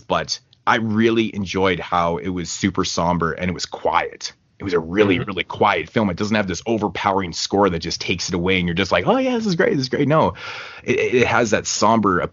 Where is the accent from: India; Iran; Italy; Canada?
Canada; I'm Canadian